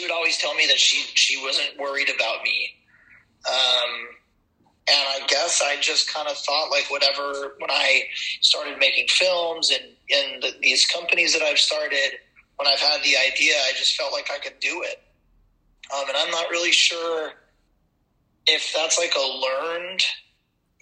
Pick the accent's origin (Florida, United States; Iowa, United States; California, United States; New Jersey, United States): California, United States; Ventura; Born and raised in Ventura, California